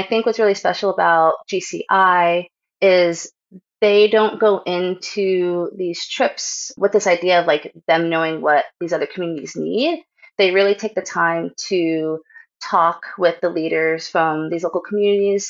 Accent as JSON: {"language": "English", "town": "Kingston", "region": "New York", "country": "United States", "tie": "born or raised there", "also_born_or_lived": "New Hampshire", "moved": "yes", "said": "Grew up mid-state New York in Kingston"}